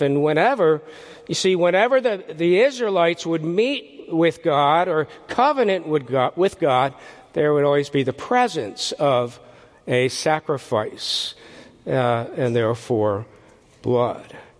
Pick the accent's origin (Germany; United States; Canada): United States; Philadelphia, Pennsylvania; I grew up in the Philadelphia area